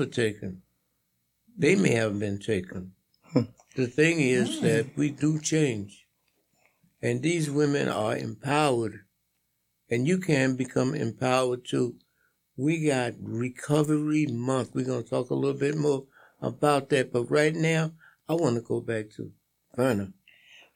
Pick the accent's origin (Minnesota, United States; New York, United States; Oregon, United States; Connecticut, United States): New York, United States; I'm a New Yorker